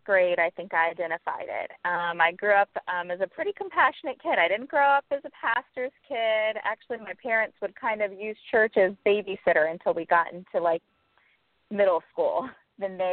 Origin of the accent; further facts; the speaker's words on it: Naples, Florida, United States; now in Miami, United States; I grew up in Naples, Florida